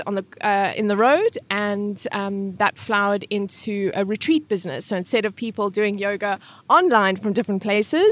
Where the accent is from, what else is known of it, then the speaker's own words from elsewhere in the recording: Welkom, Free State, South Africa; moved away as an adult; also born or lived in Amsterdam / New Zealand; now in Norway; So I'm from South Africa, grew up in a place in South Africa most people have never heard of, which is legitimately called Welkom.